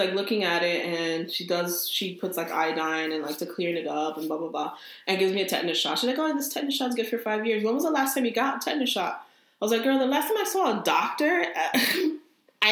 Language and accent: English; New Jersey, United States; I'm from Jersey